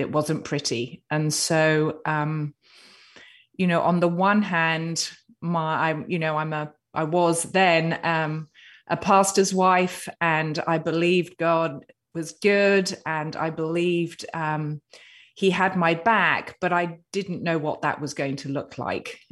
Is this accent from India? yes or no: no; United Kingdom; I'm a Brit with a stiff upper lip